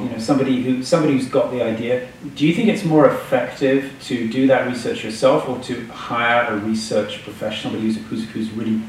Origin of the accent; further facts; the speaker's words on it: England, United Kingdom; moved away; I grew up in England, remember.